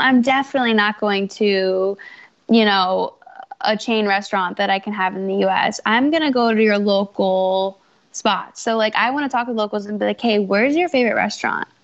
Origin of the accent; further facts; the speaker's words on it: Fairfax County, Virginia, United States; I grew up in Fairfax County, Virginia.